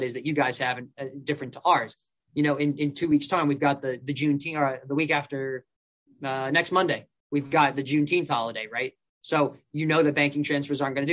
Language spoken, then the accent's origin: English; United States; as an American